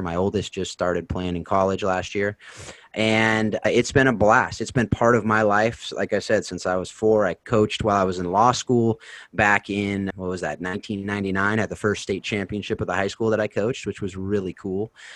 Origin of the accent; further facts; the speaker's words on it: Southern California, United States; I'm actually from South California, which is a little different and a different accent